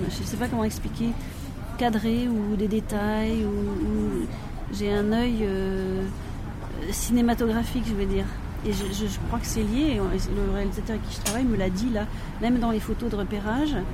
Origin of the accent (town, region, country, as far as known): France